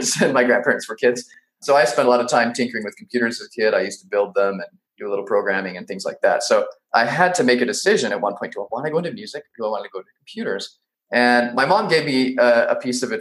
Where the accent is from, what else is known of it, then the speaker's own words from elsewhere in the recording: Salt Lake City, Utah, United States; born in Salt Lake City, Utah, and pretty much lived there my whole childhood